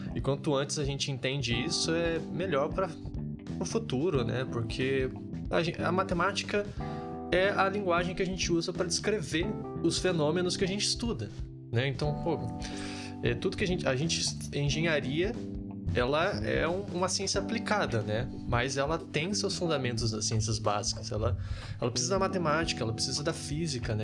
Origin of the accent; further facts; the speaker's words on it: Rio de Janeiro, Brazil; moved away as an adult; now in Santa Maria, Brazil; Eu sou daqui do Rio de Janeiro